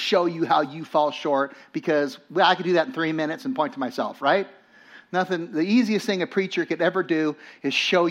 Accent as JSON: {"language": "English", "town": "Los Angeles", "region": "California", "country": "United States", "tie": "born or raised there", "said": "I grew up in Los Angeles"}